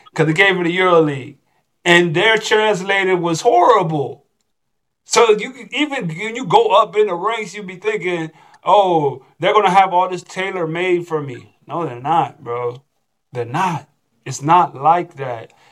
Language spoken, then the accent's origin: English; Texas, United States; now in Chile; Don't let that consume your mind as thinking that I'm just I'm coming from Texas and I'm automatically going to be on this.